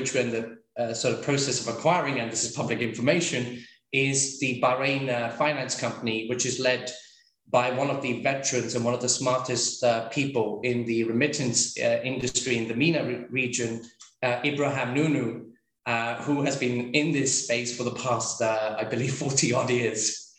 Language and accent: English; London, United Kingdom; also born or lived in India; I was born in London, but I've lived between India and the UK. Whilst I was doing my schooling.